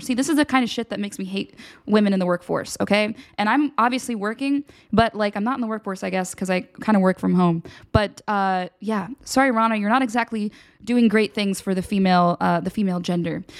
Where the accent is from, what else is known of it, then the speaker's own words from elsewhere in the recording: Pennsylvania, United States; now in Washington, D.C., United States; I'm from Pennsylvania. I know what a real snowstorm looks like